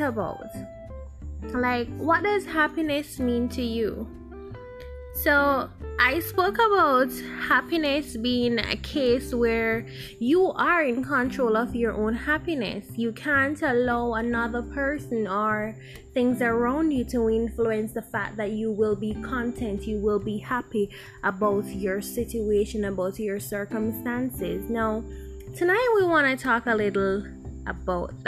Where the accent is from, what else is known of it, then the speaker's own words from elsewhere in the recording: Jamaica; we're Jamaican.